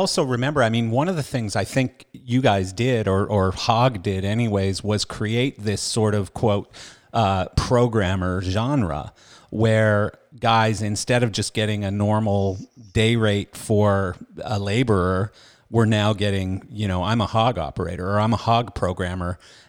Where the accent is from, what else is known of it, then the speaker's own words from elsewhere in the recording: Canada; accent: Canadian; now in Florida, United States; Even though I'm Canadian.